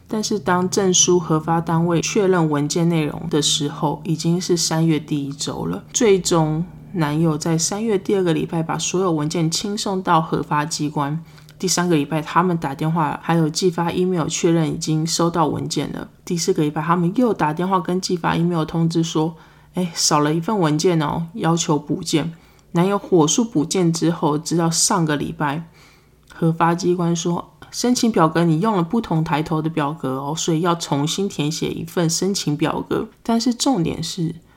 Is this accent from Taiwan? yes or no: yes; Taiwan; first language Chinese; moved away as an adult; now in United States; 我身为一个台湾人来到美国念书